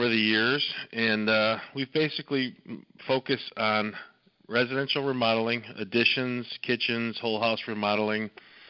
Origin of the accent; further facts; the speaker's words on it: Downers Grove, Illinois, United States; I came from these west suburbs. I grew up here in Downers Grove